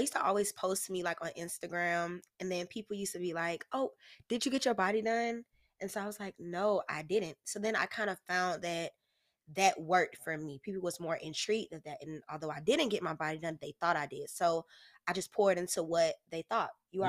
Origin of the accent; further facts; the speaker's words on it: Oakland, California, United States; born there; now in Jacksonville, United States; I was born in Oakland, California, but I reside in Jacksonville, Florida.